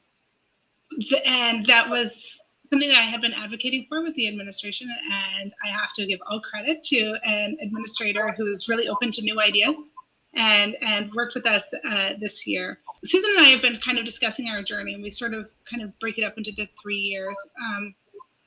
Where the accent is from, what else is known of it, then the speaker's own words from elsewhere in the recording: Canada; also born or lived in Louisiana / Korea; I'm originally from Canada